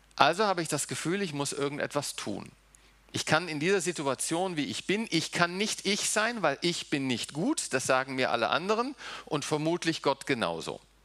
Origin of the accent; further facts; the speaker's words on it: The Hague, South Holland, Netherlands; also born or lived in Germany; now in Seeheim-Jugenheim, Germany; Nun bin ich nicht in Deutschland aufgewachsen. Wir sind mit vier Jahren nach äh, Holland gegangen. Ich habe äh, in Den Haag gewohnt, war auf einer holländischen Schule, habe auch holländisch gelernt, habe holländisches Abitur.